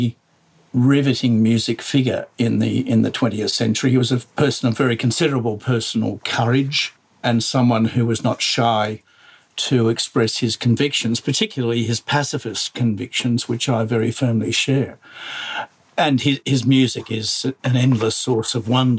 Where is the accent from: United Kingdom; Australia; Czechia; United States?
Australia; I am Australian.